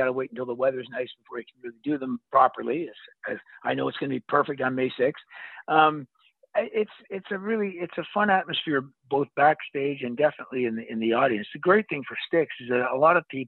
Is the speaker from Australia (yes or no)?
no; Toronto, Ontario, Canada; I'm from Toronto, Canada